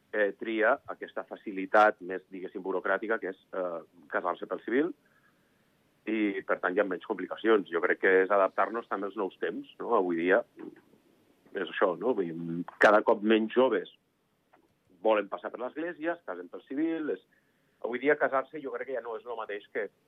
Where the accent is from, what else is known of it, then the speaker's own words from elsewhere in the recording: Andorra; nosaltres som un país de serveis